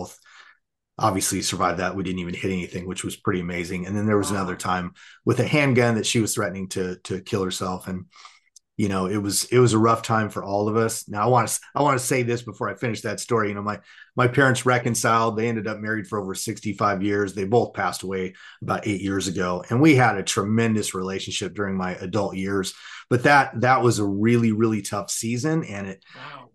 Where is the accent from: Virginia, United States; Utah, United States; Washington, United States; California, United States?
California, United States; Southern; I grew up in Southern California